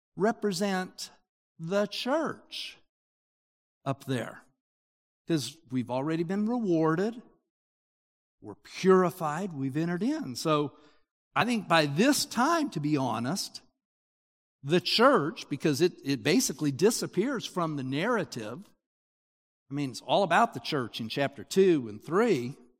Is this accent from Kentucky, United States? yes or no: no; Utah, United States; I grew up in Utah